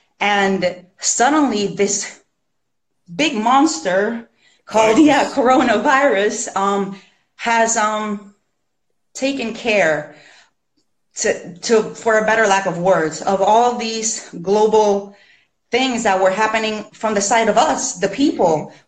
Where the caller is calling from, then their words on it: Puerto Rico; I'm calling in from Puerto Rico.